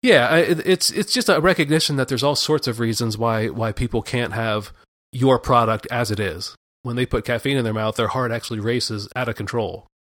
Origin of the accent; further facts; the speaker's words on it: Pennsylvania, United States; I grew up in Pennsylvania